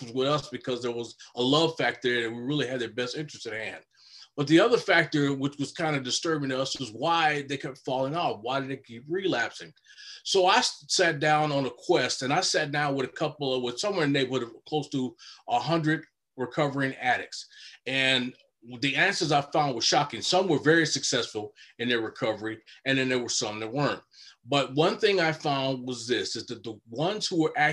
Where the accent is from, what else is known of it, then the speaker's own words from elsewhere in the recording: Chicago, Illinois, United States; moved away as an adult; now in Minnesota, United States; Originally born and raised in Chicago, now currently lived in Minnesota, where I've lived for over 30 years now